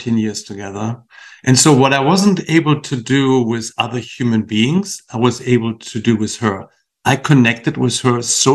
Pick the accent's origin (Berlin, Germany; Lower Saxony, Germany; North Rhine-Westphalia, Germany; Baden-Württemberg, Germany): Lower Saxony, Germany; Achim-Baden; moved away; a little town called Baden, which it's close to Bremen and Hamburg